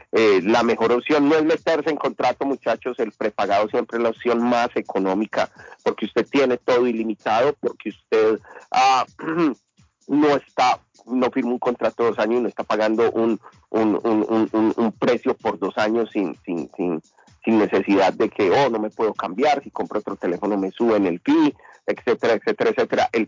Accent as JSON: {"language": "Spanish", "country": "Honduras", "said": "De Honduras, soy hondureño 100%. Yo soy hondureño 100%, amigo."}